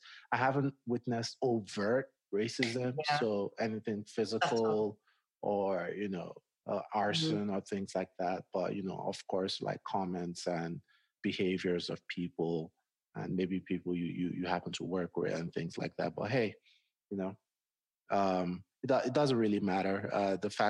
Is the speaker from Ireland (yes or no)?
no; Nigeria; moved away as an adult; also born or lived in Washington, D.C., United States; now in Colorado, United States; I grew up in Nigeria